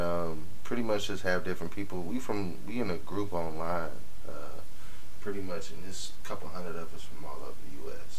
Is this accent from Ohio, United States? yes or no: yes; Cleveland, Ohio, United States; I'm from Cleveland